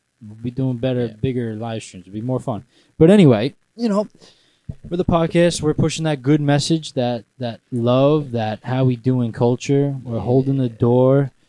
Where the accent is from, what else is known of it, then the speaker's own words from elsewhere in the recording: United States; I'm an American.